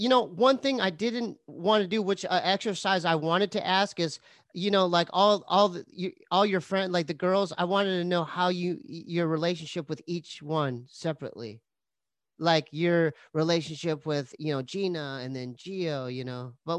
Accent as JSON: {"language": "English", "town": "San Diego", "region": "California", "country": "United States", "said": "even though I'm from San Diego, I already knew, Arroyo, I already knew your school colors."}